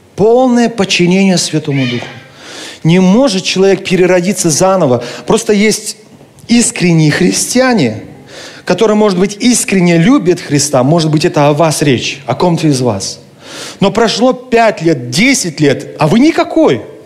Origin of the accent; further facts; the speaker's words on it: Kentau, Turkistan Region, Kazakhstan; Моя родина – это Казахстан. Это моя земля, это моя страна, я там родился, я люблю Казахстан. Хотя сам я русский, но казах... в России еще никогда не был, ни разу. Но Казахстан – это моя родина, это моя земля. Мой родной город – это Кентау